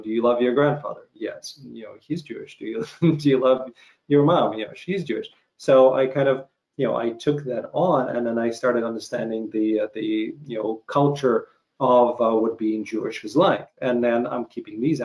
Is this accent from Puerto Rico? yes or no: no; Ukraine; moved away; growing up in Ukraine